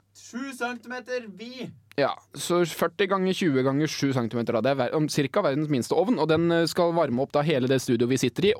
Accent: Hønefoss, Buskerud, Norway; moved away; Jeg var hjemme i Hønefoss

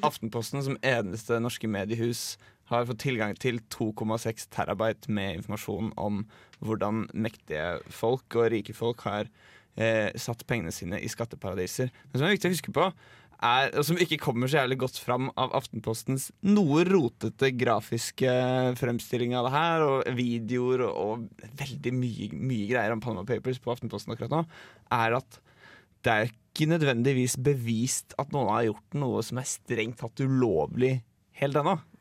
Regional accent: Drammen, Buskerud, Norway; now in Trondheim, Norway; Jeg er 22 år og kommer fra Drammen.

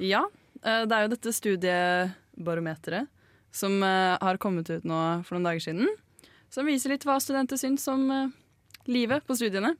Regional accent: Bærum, Akershus, Norway; moved away; Kommer fra, kommer fra Lommedalen. Det er en liten dal langt inni kommunen Bærum

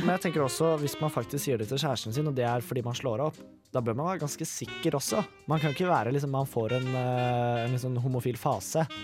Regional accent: Mysen, Østfold, Norway; liksom hjembygda mi, eller byen min, Mysen, veldig lite sted

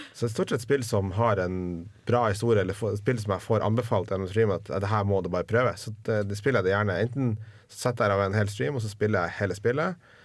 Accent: Northern Norway, Norway; jeg er nordlending

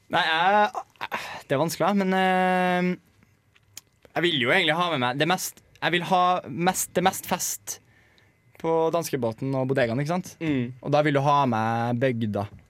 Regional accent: Trondheim, Trøndelag, Norway; jeg er fra Trondheim

